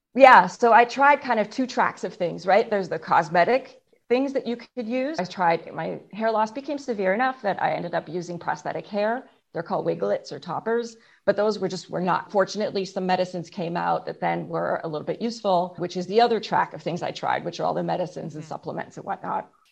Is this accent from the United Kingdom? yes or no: no; Canada; I'm Canadian, so we just didn't have the opportunity to get much sun